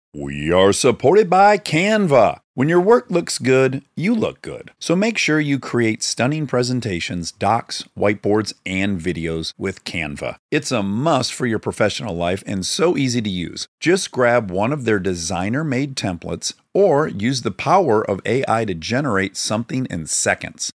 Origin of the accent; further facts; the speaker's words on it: Detroit, Michigan, United States; moved away; I'm from Detroit